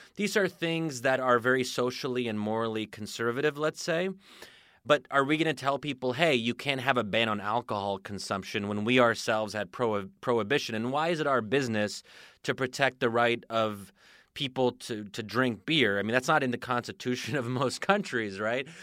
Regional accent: United States; as an American

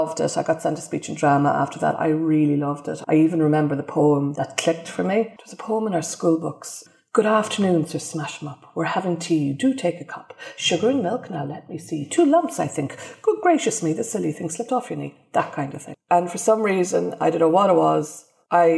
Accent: Ireland; now in United Kingdom; being an Irish immigrant

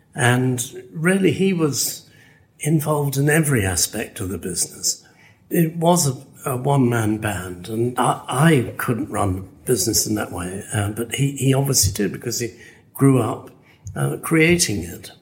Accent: West Midlands, United Kingdom; I'm English. I'm from this neck of the woods, which is the Midlands.

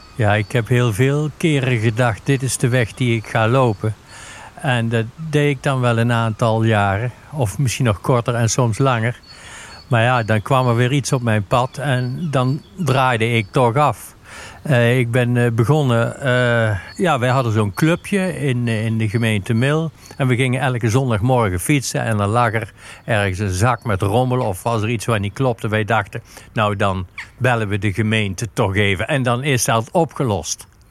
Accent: Sint Hubert, North Brabant, Netherlands; Ik kom uit Sint-Hubert

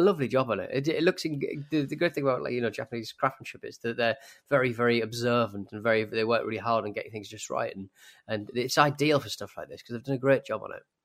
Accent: United Kingdom; British people

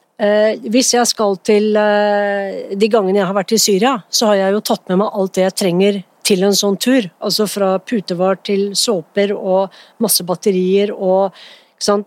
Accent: Norway; jeg er født i Norge

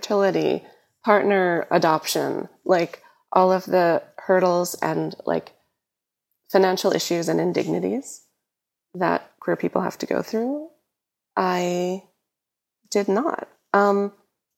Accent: New York, United States; growing up in New York

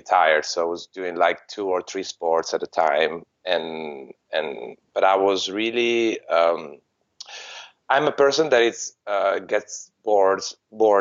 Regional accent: Treviso, Veneto, Italy; my hometown, which was Treviso

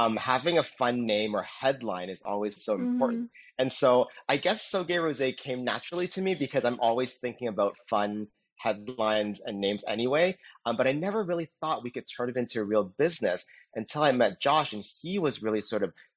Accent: Toronto, Ontario, Canada; also born or lived in New York / Austin; now in Los Angeles, United States; I'm originally from Toronto, Canada

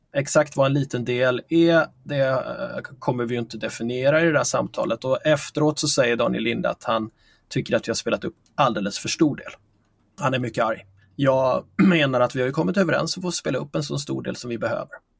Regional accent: Figeholm, Kalmar County, Sweden; moved away; min eh, födelseort där jag växte upp i lilla, små, i lilla Figeholm i Småland

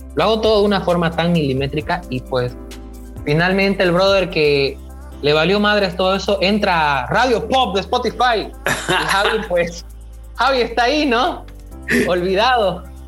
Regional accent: Bolivia; en mi país, aquí en Bolivia

